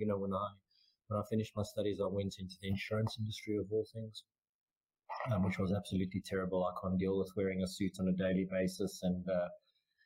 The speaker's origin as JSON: {"language": "English", "country": "South Africa", "also_born_or_lived": "Muscat, Oman", "moved": "as an adult", "said": "As a South African"}